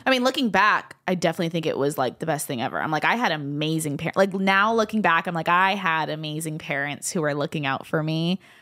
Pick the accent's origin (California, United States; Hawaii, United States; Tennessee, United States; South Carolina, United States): Hawaii, United States; Mililani; born and raised in Hawaii. um, from Milani Town, streets of Millville